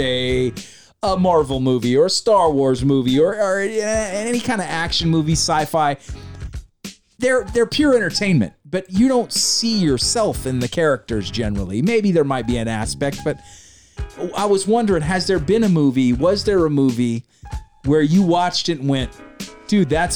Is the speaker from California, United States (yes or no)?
yes; California, United States; We say hella out here in Cali.